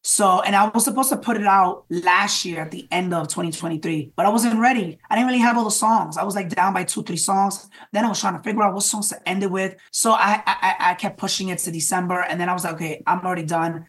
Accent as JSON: {"language": "English", "town": "New York City", "region": "New York", "country": "United States", "tie": "born or raised there", "said": "a Latino artist growing up in the Bronx"}